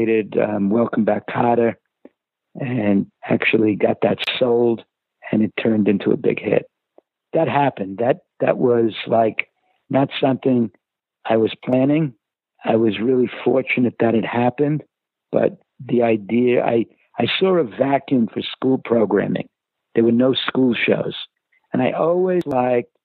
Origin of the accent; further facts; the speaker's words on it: New York City, New York, United States; I was going to an inner city school growing up in Brooklyn